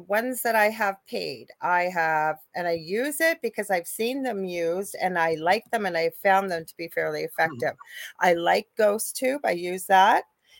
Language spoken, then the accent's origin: English; Canada; I'm in Canada